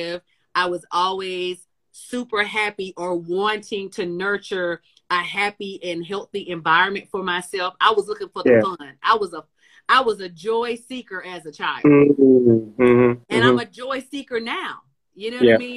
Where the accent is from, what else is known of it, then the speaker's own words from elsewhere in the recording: rural North Carolina, United States; I was born in North Carolina in a very, very tiny little small town in rural North Carolina. So it was trees and breeze